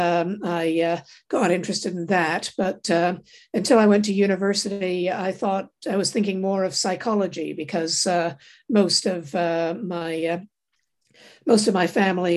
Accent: Toronto, Ontario, Canada; I grew up in Toronto in Canada.

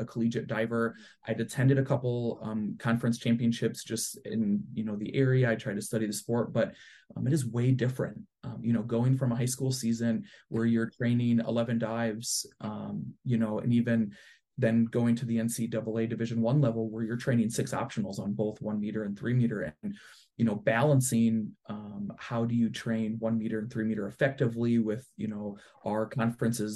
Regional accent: south of Toledo, West Ohio, United States; also born or lived in Ann Arbor; I'm actually from West Ohio, a little south of Toledo

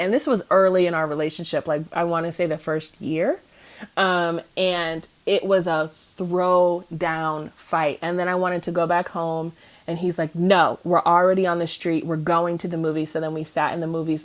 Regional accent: Cleveland, Ohio, United States; I'm from Cleveland. I'm from the snow belt

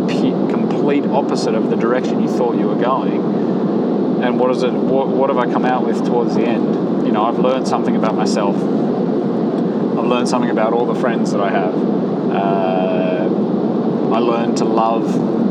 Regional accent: Australia; now in Girona, Spain; I am Australian at heart still

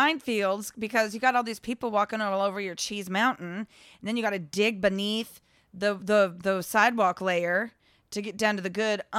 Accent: Mission, Kansas, United States; You grew up in Mission? We both grew up in Mission. I grew up in Mission.

